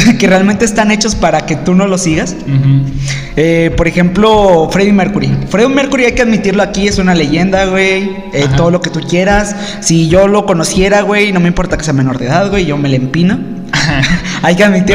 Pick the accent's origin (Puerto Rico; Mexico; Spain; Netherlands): Mexico; nosotros como mexicanos